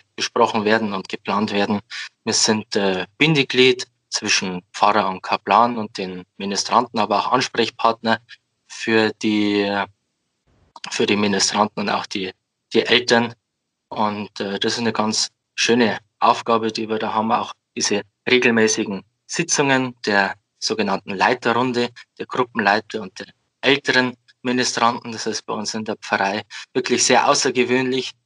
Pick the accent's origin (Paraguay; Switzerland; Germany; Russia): Germany; Amberg, Bavaria; komme aus dem wunderschönen Amberg in der Oberpfalz. Bin äh, aufgewachsen und lebe hier